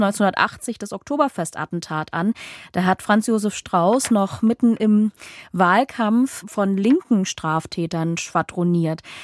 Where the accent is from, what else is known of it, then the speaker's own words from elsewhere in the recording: Saxony, Germany; Ich komme aus Sachsen